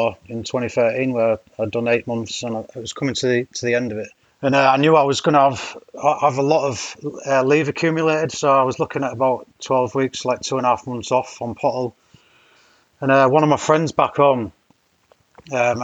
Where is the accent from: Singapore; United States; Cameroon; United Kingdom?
United Kingdom; Hull, Yorkshire and the Humber; moved away as an adult; also born or lived in Cambridge; I'm from Hull initially, so East Yorkshire